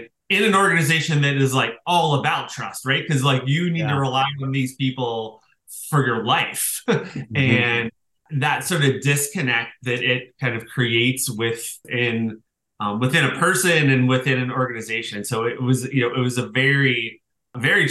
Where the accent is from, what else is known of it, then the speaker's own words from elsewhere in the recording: Pittsburgh, Pennsylvania, United States; moved away; so I grew up in Pittsburgh. I was from, you know, a very working class family.